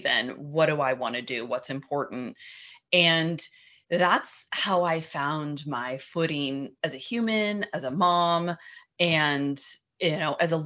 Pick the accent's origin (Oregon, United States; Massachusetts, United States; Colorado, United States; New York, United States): Oregon, United States; Portland; I grew up in Portland, Oregon, and family of four